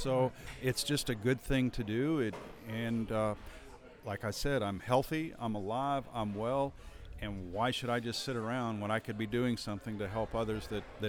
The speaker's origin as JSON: {"language": "English", "region": "New Mexico", "country": "United States", "lives_now": "Amarillo, United States", "said": "I moved here in 1980. I'm originally from the northeastern corner of New Mexico, and I've lived in the Amarillo Panhandle, or the Texas Panhandle, since 1980."}